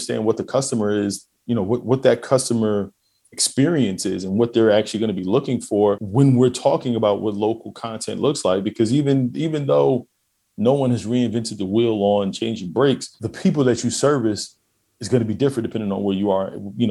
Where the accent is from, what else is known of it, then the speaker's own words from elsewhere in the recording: New York, United States; now in Houston, United States; I'm a New Yorker, right? I'm in Houston. But, you know, living in Queens, the dynamic is completely different than, say, living in the Bronx, right?